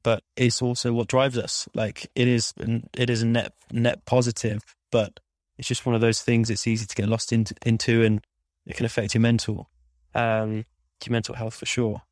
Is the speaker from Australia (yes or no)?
no; Midlands, United Kingdom; moved away; I'm from the Midlands